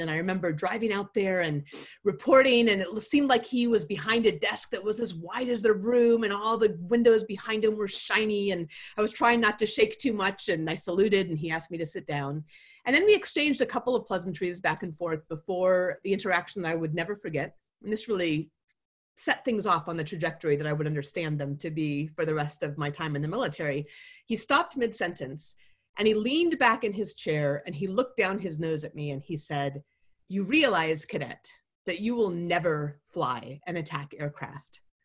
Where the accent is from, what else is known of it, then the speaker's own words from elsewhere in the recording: Anchorage, Alaska, United States; I grew up in Anchorage, Alaska